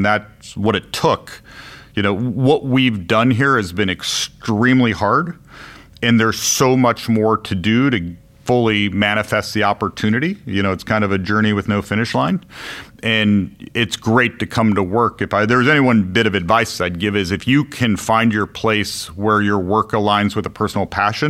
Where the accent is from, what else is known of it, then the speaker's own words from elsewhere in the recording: Midwest, United States; Yeah, I grew up in the Midwest. I went to school in the Northeast.